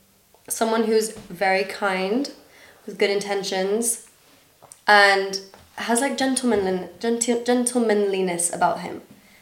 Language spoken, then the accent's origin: English; Dubai, United Arab Emirates; accent: international school; Yeah, so I grew up in Dubai, but like my mum's British nationality and my dad's Danish nationality.